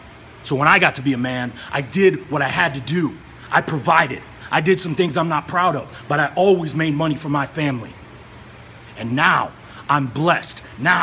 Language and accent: English; Cleveland, Ohio, United States; I grew up in Cleveland, Ohio, poor, watching my dad kill himself every day, providing for our family.